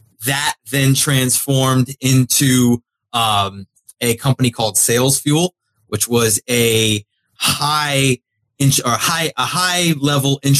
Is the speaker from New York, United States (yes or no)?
no; South Florida, United States; I grew up in South Florida. Great place to grow up